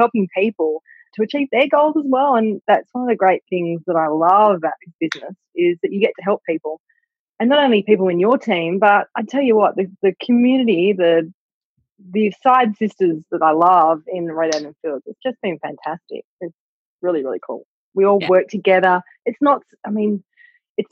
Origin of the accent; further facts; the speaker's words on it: Australia; we're Australian